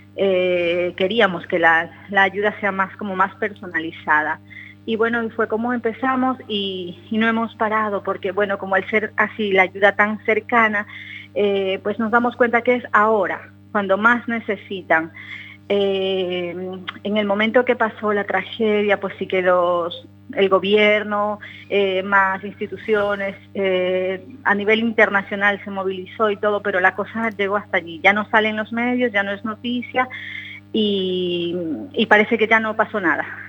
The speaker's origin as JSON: {"language": "Spanish", "country": "Ecuador", "moved": "yes", "lives_now": "Spain", "said": "la mayoría somos ecuatorianos"}